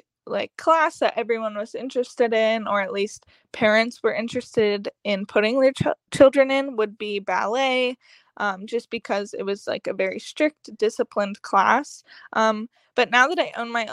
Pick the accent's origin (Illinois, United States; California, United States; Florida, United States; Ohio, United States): Florida, United States; Fort Myers; also born or lived in Cape Coral, Florida; I was born in Cape Coral, and then after a few years, moved to Fort Myers. So lived down here my whole life